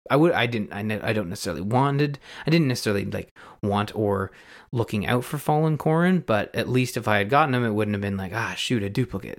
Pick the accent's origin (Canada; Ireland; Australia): Canada; as a Canadian